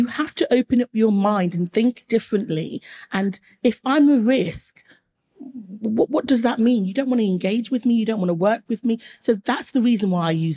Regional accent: Leicester, East Midlands, United Kingdom; I grew up in Leicester, and Leicester has a huge Asian population

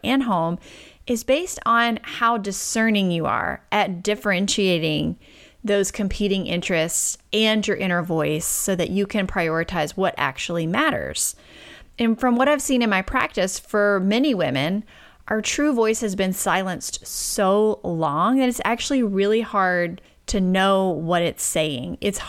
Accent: Deep South, United States; and because I'm from the Deep South, I like to throw in obedient and selfless to the mix.

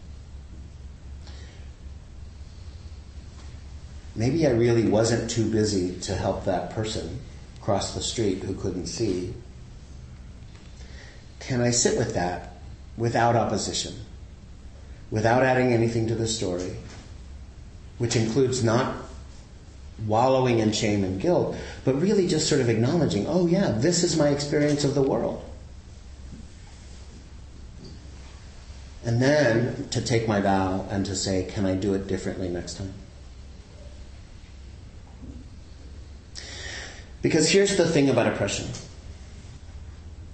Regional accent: the South, United States; I grew up in the South in a really conservative family

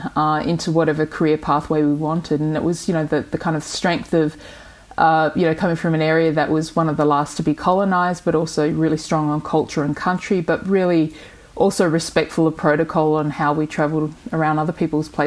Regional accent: Broome, Western Australia, Australia; moved away as an adult; also born or lived in Derby, Western Australia; now in Los Angeles, United States; I grew up in Broome

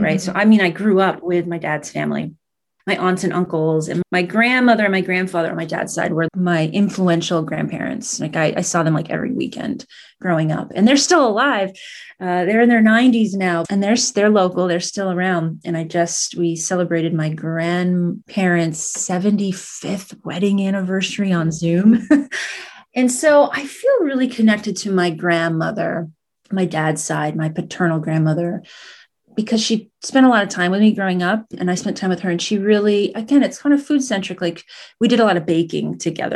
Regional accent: United States; also born or lived in Sicily, Italy; I grew up in Vermont, New Hampshire

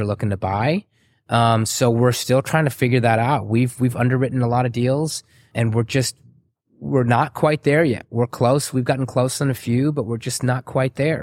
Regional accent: San Antonio, Texas, United States; also born or lived in Waco, Texas / Chicago; I grew up in San Antonio.

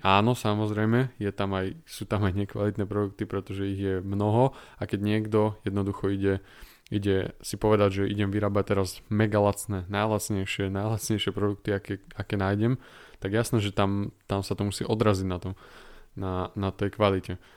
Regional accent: Slovakia; som zo, zo Slovenska

